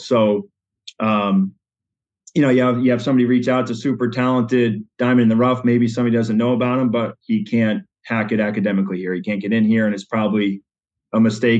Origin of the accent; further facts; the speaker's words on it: Western Massachusetts, United States; moved away as an adult; now in Granby, United States; my wife and I built a new house in Granby last year, Granby, Connecticut. So we were Western Mass natives up until that point. So finally became a Connecticut resident.